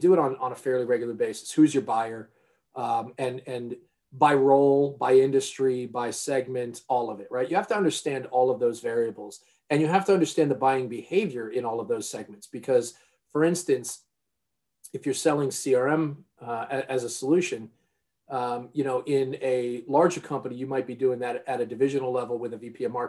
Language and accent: English; New York area, United States; I grew up in the New York area